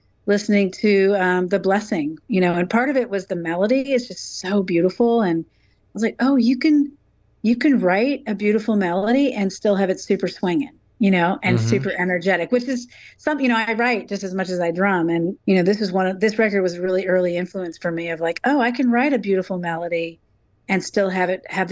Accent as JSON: {"language": "English", "region": "Texas", "country": "United States", "moved": "yes", "lives_now": "New York City, United States", "said": "I'm originally from Texas"}